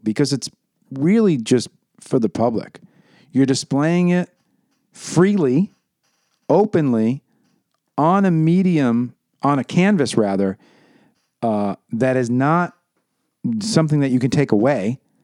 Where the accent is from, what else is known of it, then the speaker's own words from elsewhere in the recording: New York City, New York, United States; when I was growing up in New York City